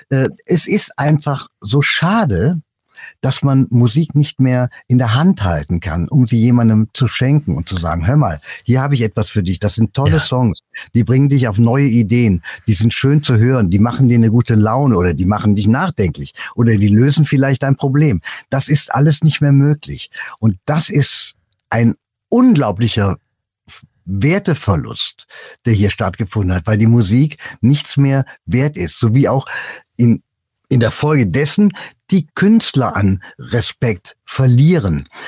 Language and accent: German; Cologne, North Rhine-Westphalia, Germany; Ich mag die Mentalität der Kölner. Ich bin eine Kölsche Jung.